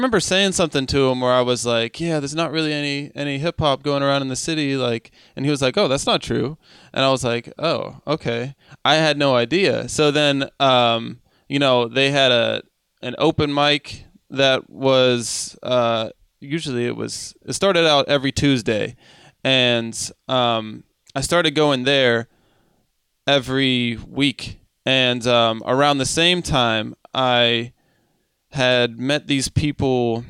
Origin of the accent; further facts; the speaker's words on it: Monroeville, Pennsylvania, United States; I grew up in I lived in Monroeville.